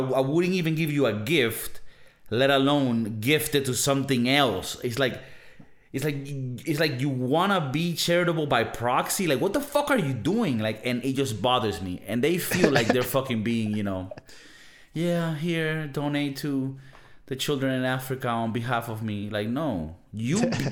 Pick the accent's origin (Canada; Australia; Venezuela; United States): Venezuela; now in Spain; I come from Venezuela.